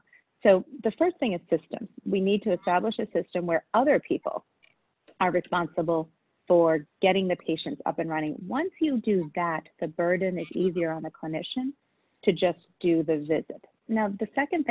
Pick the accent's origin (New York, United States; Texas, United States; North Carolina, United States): New York, United States; New York City; born and raised in Queens